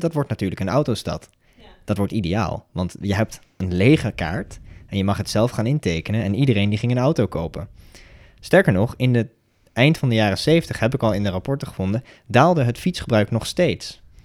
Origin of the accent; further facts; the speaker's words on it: Almere, Flevoland, Netherlands; ik kom uit Almere